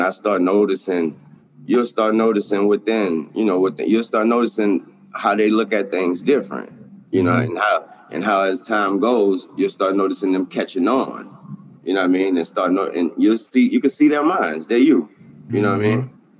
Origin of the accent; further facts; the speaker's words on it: the South, United States; cold, man. I'm from the South, man.